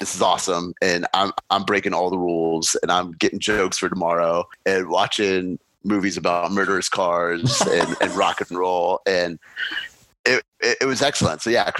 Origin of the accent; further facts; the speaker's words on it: Cleveland, Ohio, United States; I grew up in Northeast Ohio